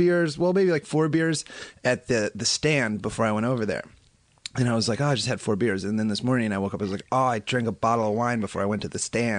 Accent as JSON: {"language": "English", "region": "Iowa", "country": "United States", "tie": "born or raised there", "also_born_or_lived": "Los Angeles", "moved": "as an adult", "lives_now": "New York City, United States", "said": "I grew up in Iowa"}